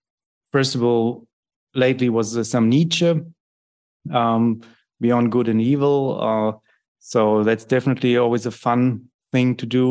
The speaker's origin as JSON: {"language": "English", "country": "Germany", "tie": "born or raised there", "second_language": "English", "said": "And since I grew up in Germany, you know, very much in the in this milieu, you know, that was shaped and shaping these things, I'm very interested in that kind of thing."}